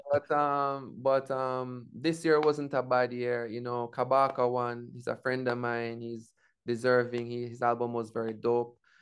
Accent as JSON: {"language": "English", "country": "Jamaica", "said": "my indigenous zone of being Jamaican"}